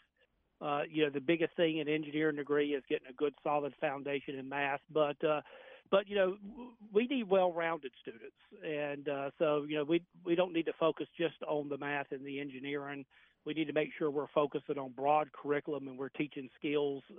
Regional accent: North Carolina, United States; now in Florida, United States; I'm originally from North Carolina

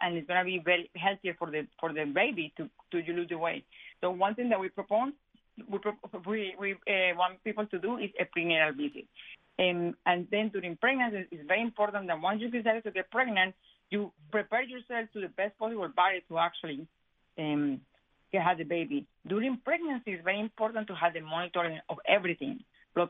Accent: Colombia; moved away; I am Hispanic. I am from Colombia

